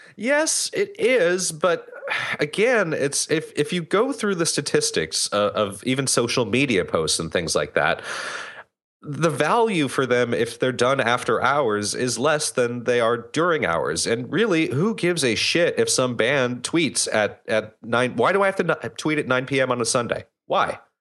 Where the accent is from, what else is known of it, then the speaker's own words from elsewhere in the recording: United States; I'm German-American. I was born here. I'm not, I'm not from Germany.